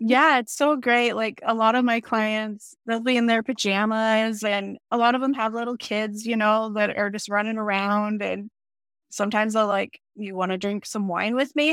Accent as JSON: {"language": "English", "region": "Wyoming", "country": "United States", "tie": "born or raised there", "said": "I live in Wyoming, and I've lived in Wyoming all my life"}